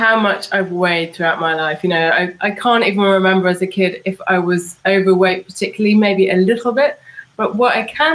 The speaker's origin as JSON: {"language": "English", "region": "London", "country": "United Kingdom", "said": "I'm from London."}